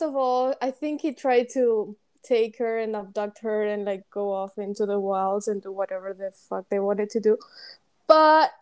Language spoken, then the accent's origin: English; Paraguay; English is a second language; moved away as an adult; we are both from Paraguay, and we've been friends for over 8 years now. We met in high school